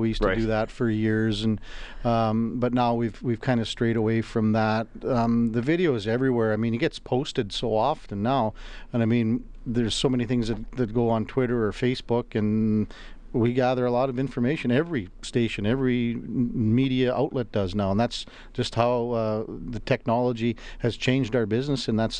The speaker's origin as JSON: {"language": "English", "town": "Melville", "region": "Saskatchewan", "country": "Canada", "tie": "born or raised there", "said": "In Melville, Saskatchewan."}